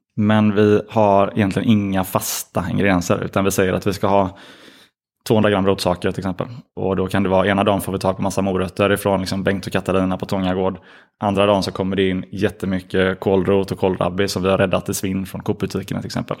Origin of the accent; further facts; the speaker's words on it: Gothenburg, Västra Götaland, Sweden; vi är från Göteborg